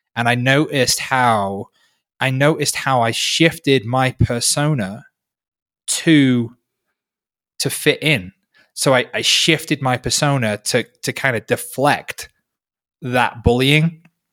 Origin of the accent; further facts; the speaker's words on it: North Wales, United Kingdom; now in Peru; I grew up in North Wales.